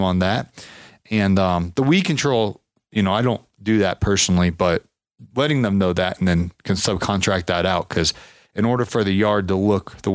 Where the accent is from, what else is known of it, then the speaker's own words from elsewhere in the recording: Ohio, United States; I'm from Ohio